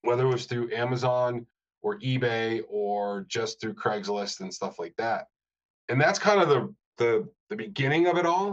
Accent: Rochester, New York, United States; moved away; also born or lived in Denver; where I grew up in Rochester, I was about a mile, little over a mile from the original MXR

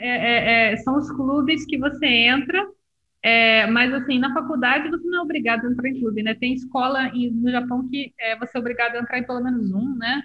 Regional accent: Rio de Janeiro, Brazil; eu sou do Rio de Janeiro

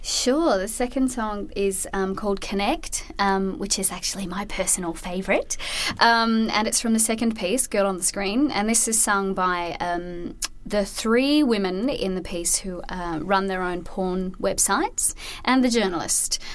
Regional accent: Australia; I'm definitely an Australian

